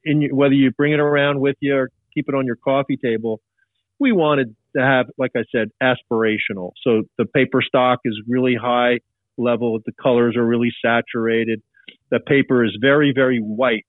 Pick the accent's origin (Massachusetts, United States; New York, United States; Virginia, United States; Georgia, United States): New York, United States; Long Island; I grew up on Long Island.